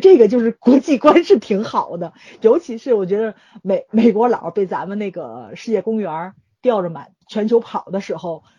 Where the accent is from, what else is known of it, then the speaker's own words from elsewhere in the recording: China; 我作为一个中国人。